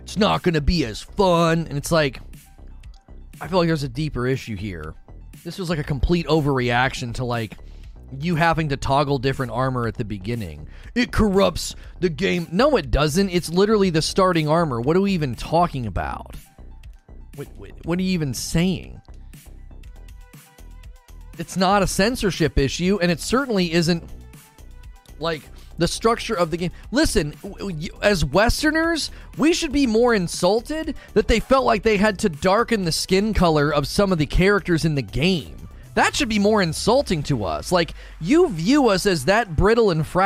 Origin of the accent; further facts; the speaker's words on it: the North, United States; I'm from the North